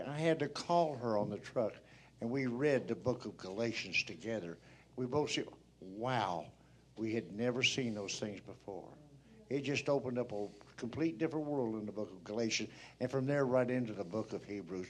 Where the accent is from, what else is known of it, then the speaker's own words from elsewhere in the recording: Missouri, United States; now in Oregon, United States; we're from Missouri, and we now live in Oregon